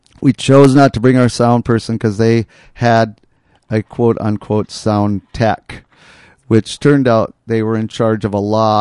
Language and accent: English; Hallock, Minnesota, United States; moved away; Curt and I flew up to my hometown